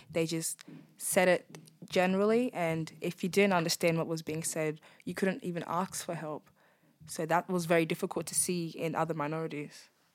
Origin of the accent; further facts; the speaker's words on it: Darwin, Northern Territory, Australia; I'm born and bred in Darwin.